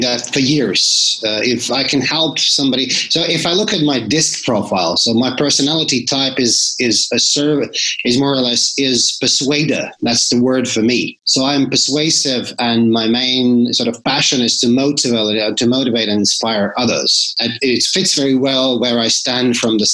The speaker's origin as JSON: {"language": "English", "country": "Latvia", "tie": "born or raised there", "said": "So I come from Latvia. So that's where I was born."}